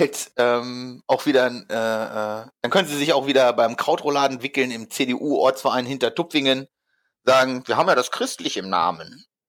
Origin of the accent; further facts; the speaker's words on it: Hamelin, Lower Saxony, Germany; moved away; ich komme ja eigentlich aus Hameln, die Ecke